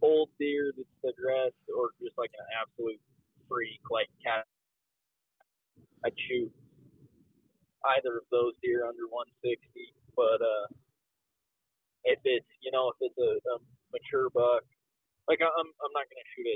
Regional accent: Colorado, United States; now in Utah, United States; both Caleb and I, we grew up in Colorado together.

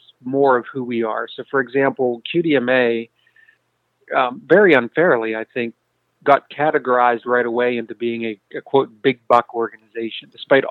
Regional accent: Pennsylvania, United States; my home state here in Pennsylvania

